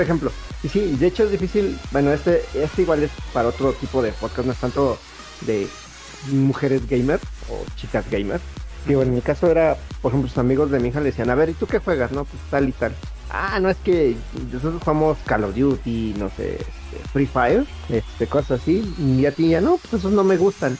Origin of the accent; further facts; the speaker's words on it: Mexico; somos de México